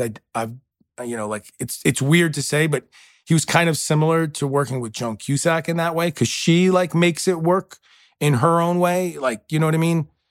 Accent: New York City, New York, United States; moved away; I grew up very tight, you know, uh, two-bedroom apartment in New York

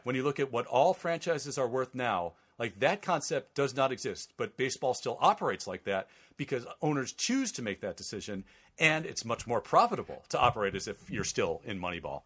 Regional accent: Vernon Hills, Illinois, United States; moved away; grew up in Vernon Hills

